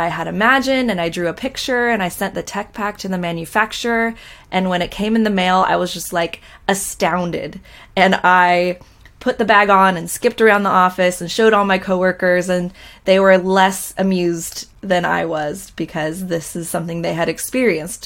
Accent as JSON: {"language": "English", "area": "Orange County, Costa Mesa, Newport Beach area", "region": "Southern California", "country": "United States", "tie": "born or raised there", "said": "I grew up in Southern California in Orange County, Costa Mesa, Newport Beach area"}